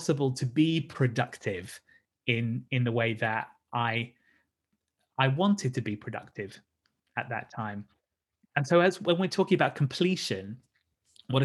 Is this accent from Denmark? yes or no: no; Brighton, South East England, United Kingdom; my hometown of Brighton